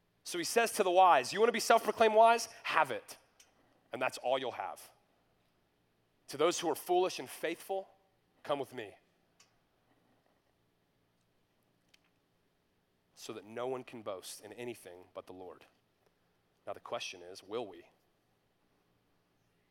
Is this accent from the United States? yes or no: yes; North Georgia, United States; When I was in high school, I grew up in North Georgia